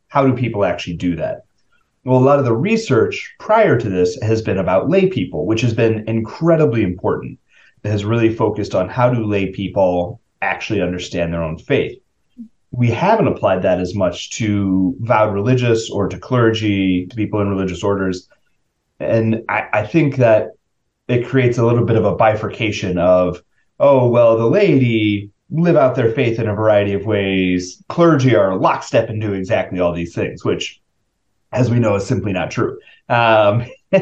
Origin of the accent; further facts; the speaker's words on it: St. Louis, Missouri, United States; moved away; I grew up in St. Louis